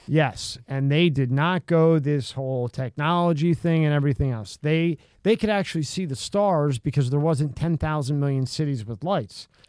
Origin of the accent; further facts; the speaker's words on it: Pennsylvania, United States; I'm from Pennsylvania